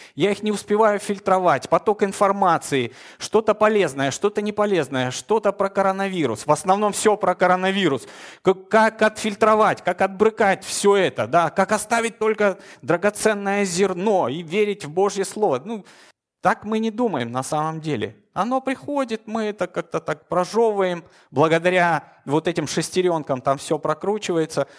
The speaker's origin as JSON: {"language": "Russian", "region": "Moscow", "country": "Russia", "said": "Я утомленный москвич."}